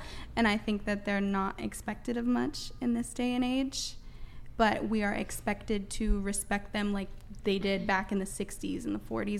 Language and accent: English; Minnesota, United States; moved away; I grew up in a very Republican area. I'm from Minnesota, and it was very, like, strictly Republican.